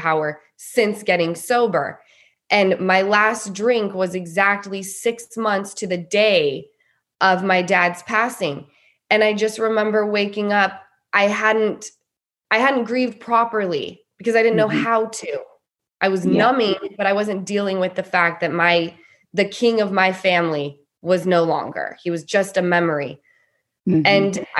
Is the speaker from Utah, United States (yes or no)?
yes; Salt Lake City, Utah, United States; I grew up in Salt Lake City, Utah